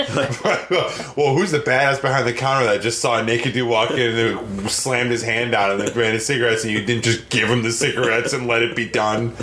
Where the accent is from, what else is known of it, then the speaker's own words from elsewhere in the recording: Wisconsin, United States; I grew up in Wisconsin